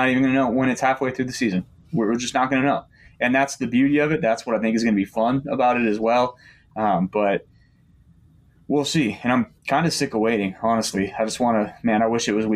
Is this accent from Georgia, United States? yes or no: no; Kansas City, Missouri, United States; I'm from Kansas City